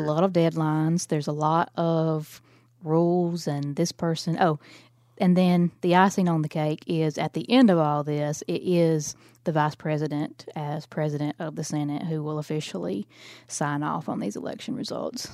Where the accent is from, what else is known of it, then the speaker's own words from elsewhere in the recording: Alabama, United States; I'm from Alabama